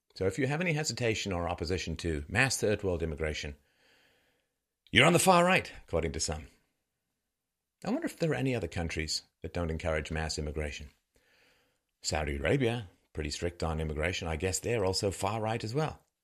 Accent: England, United Kingdom; also born or lived in Ireland; now in Canada; I was born in Ireland. I grew up in England. I live in Canada

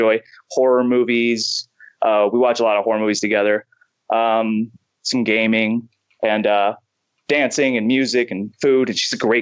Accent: United States; being an American

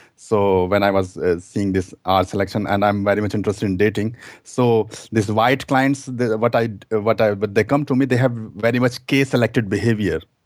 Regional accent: India; moved away as an adult; now in Germany; I'm German, but I'm immigrant from India, actually. So, I came here two thousand six

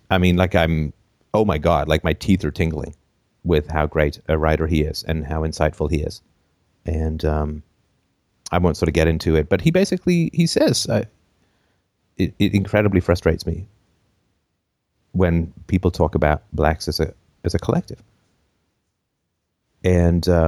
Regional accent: England, United Kingdom; also born or lived in Canada; And I grew up among the poor. I think I have some insights around the poor. I grew up poor in England. I grew up poor in Canada lived in a variety of, of locations.

